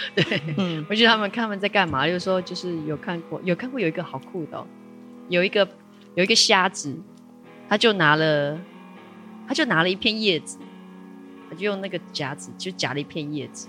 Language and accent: Chinese; Taipei, Taiwan; moved away as an adult; now in Taitung, Taiwan; 我是台北人。哦。因为小时候虽然住在台北